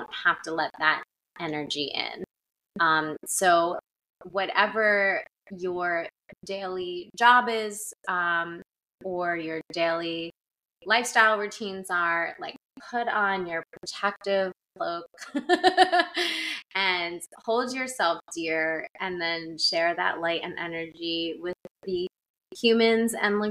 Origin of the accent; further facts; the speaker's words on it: New Jersey, United States; growing up in Jersey